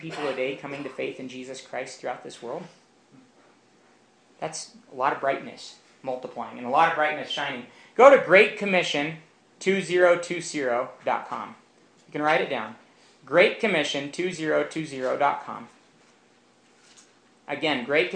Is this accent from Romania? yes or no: yes; Romania; moved away; I grew up in Romania, which had been a communist country for nearly 40 years